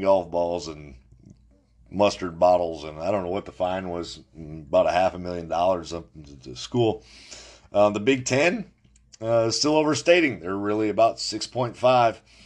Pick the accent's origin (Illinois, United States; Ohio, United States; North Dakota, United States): North Dakota, United States; New Salem; New Salem, North Dakota, my hometown